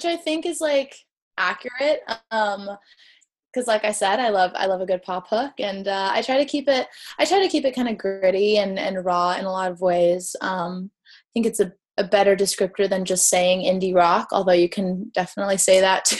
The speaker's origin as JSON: {"language": "English", "region": "California", "country": "United States", "tie": "born or raised there", "said": "growing up in California"}